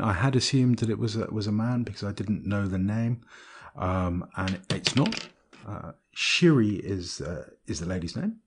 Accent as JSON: {"language": "English", "town": "Bristol", "region": "South West England", "country": "United Kingdom", "tie": "born or raised there", "said": "I was born in Bristol"}